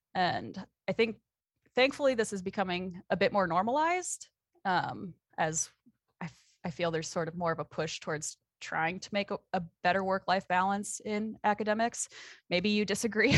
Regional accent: South Metro of the Twin Cities, Minnesota, United States; moved away as an adult; also born or lived in Oregon; now in Montana, United States; I grew up in the South Metro of the Twin Cities

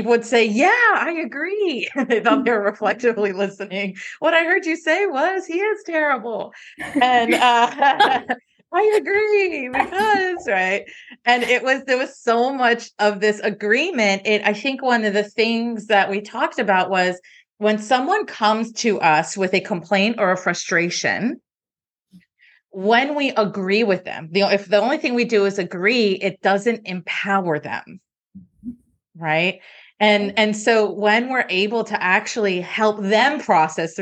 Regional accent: Miami, Florida, United States; moved away as an adult; also born or lived in Connecticut / Atlanta; I grew up in Miami

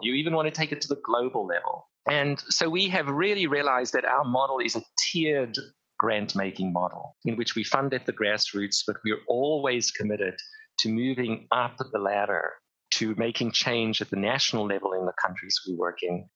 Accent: Cape Town, Western Cape, South Africa; I grew up in Cape Town, South Africa, at the height of the apartheid regime

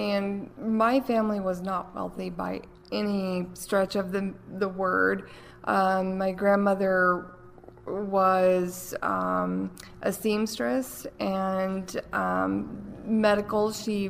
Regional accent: Asheville, North Carolina, United States; Born and raised, Buncombe County. So I lived with my grandmother most of my childhood.

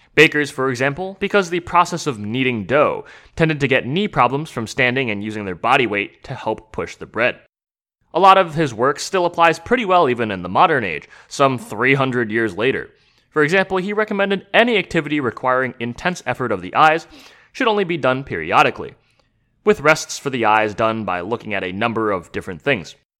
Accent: United States; as an American

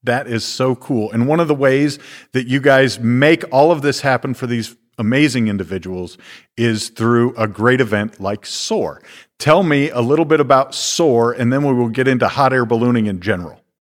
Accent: Iowa, United States; moved away; when I was a teenager growing up in Iowa

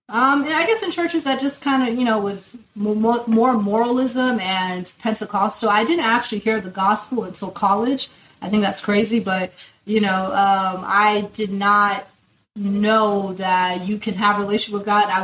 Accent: Lagos, Nigeria; born there; accent: Nigerian; Um, I was born in Lagos, Nigeria. Omo Lagosian.

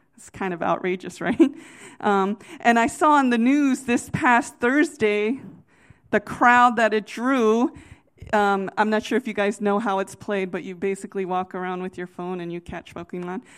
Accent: United States; I'm from the Virginia, D C area

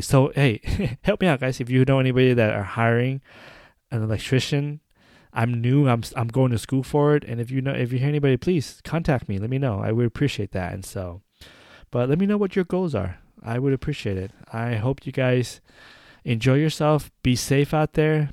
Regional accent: United States; I'm an American. I might be Asian descendant, but I'm an American.

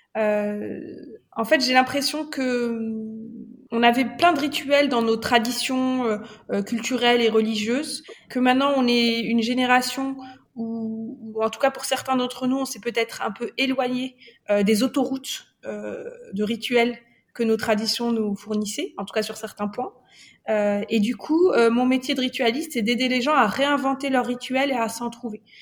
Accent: Morocco; now in France; je suis marocaine, euh, donc je viens d'une culture euh, très empreinte de grandes célébrations rituelles.

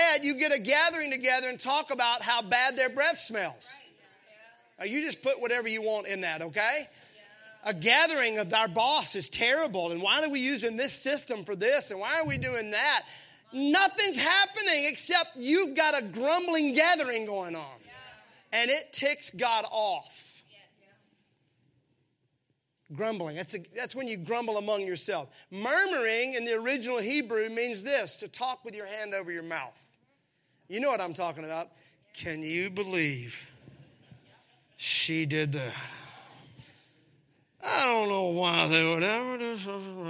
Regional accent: Mississippi, United States; I grew up in Mississippi where everything was syrupy sweet.

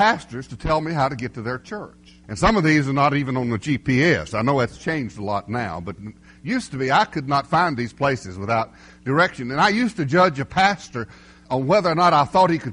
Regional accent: Pilot Mountain, North Carolina, United States; We're from Pilot Mountain, North Carolina

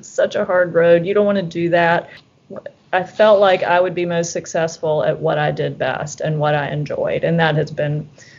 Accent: the South, United States; I think growing up in the South, I'd always felt like UVA would be a great place to wind up.

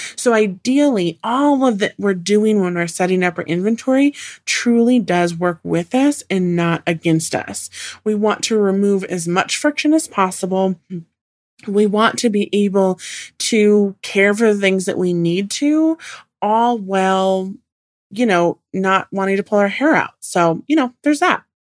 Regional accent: Puget Sound, Washington, United States; I grew up in Washington on the Puget Sound.

